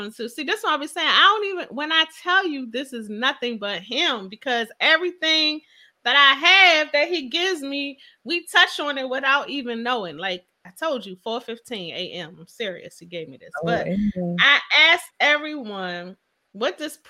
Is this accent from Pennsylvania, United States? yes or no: yes; Philadelphia, Pennsylvania, United States; I'm from Philadelphia.